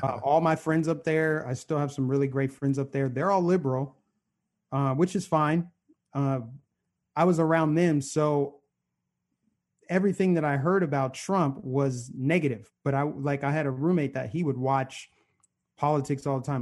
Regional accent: Aurora, Colorado, United States; I grew up in suburban Denver, Aurora, Colorado, to be exact

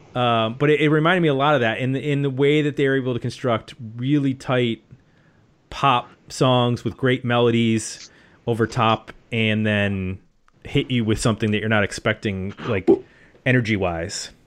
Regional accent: Buffalo, New York, United States; as an honorary Canadian, because I grew up in Buffalo.

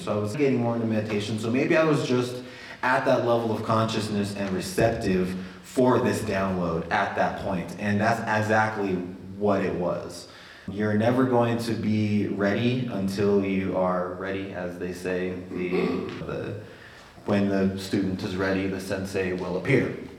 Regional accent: Albuquerque, New Mexico, United States; I was raised here in Albuquerque

